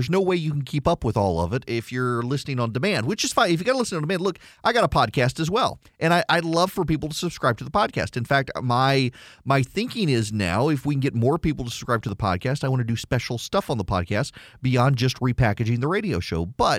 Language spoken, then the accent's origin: English; Dubai, United Arab Emirates; I grew up in Dubai in the 1980s, and of course, it was the American military that kept us safe during the Iran-Iraq War.